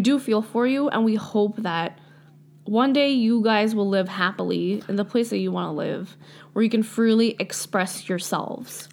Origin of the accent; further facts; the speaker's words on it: Canada; we live here. Like, we're Canadian